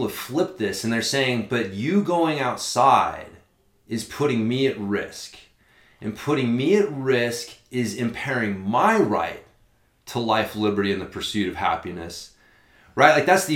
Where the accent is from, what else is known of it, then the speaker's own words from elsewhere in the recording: United States; my freedom as an American